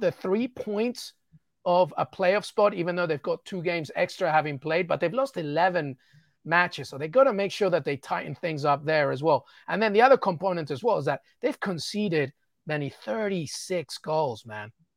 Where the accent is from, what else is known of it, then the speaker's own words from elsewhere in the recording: England, United Kingdom; I'm Peruvian, but I was born in England and grew up in England.